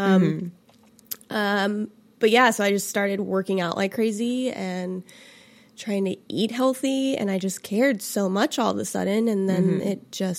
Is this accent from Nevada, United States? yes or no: yes; Boulder City, Nevada, United States; also born or lived in New York; now in Los Angeles, United States; I grew up in Boulder City, Nevada